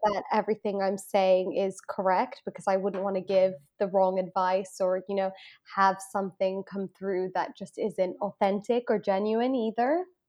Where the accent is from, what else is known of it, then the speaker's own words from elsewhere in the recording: Hong Kong; moved away as an adult; now in United Kingdom; I am Indian ethnically, um, and I did grow up in Hong Kong for my whole life